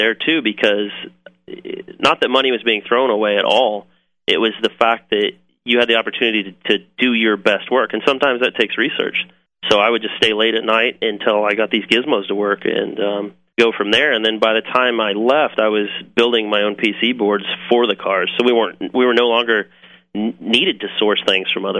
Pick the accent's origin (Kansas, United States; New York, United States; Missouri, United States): Kansas, United States; moved away; also born or lived in Manteno, Illinois; I'm from Kansas originally